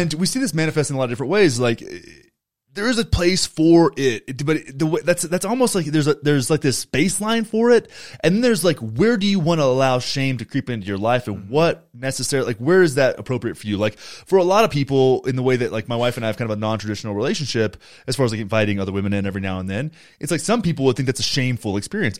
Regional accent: Graham, Texas, United States; moved away; my hometown, Graham, Texas

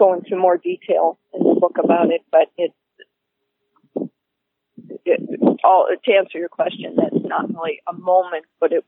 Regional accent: United States; an American woman

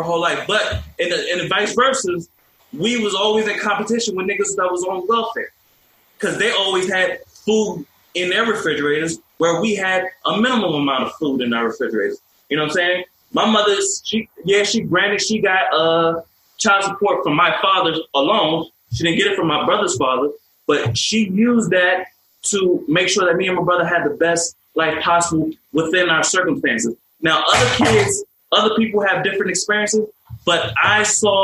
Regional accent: New York City, New York, United States; also born or lived in Prince George's County / Washington DC area / Puerto Rico (ancestry); now in Washington DC area, United States; I'm from the South Bronx. I grew up in the hood

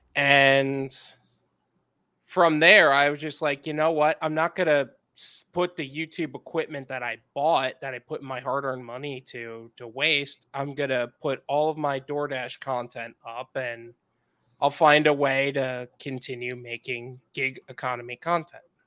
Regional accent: Long Island, New York, United States; moved away as an adult; now in Fort Lauderdale, United States; Long Island

